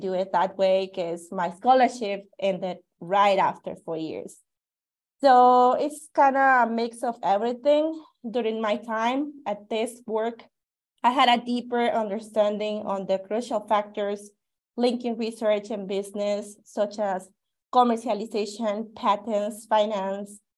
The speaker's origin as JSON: {"language": "English", "town": "Cutzamala", "region": "Guerrero", "country": "Mexico", "tie": "born or raised there", "also_born_or_lived": "Mexico City / Cuernavaca, Morelos", "moved": "as an adult", "lives_now": "Tucson, United States", "said": "I was born in Mexico City, and I spent significant part of my childhood in Cutzamala, Guerrero"}